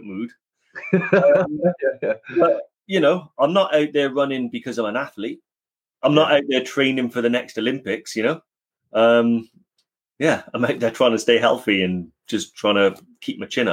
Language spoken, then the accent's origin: English; Newport, Wales, United Kingdom; I'm from Newport in South Wales